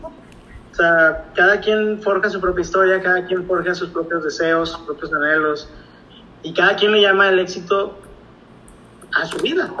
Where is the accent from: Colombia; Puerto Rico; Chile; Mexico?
Mexico; todos como mexicanos